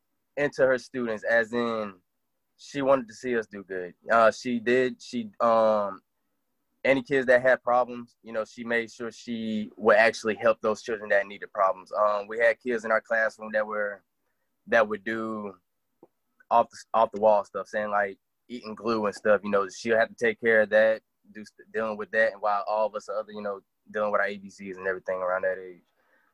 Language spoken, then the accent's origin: English; Fort Walton, Florida, United States; born there; I was born in Florida. I was born in actually Fort Walton, out there in Okaloosa County.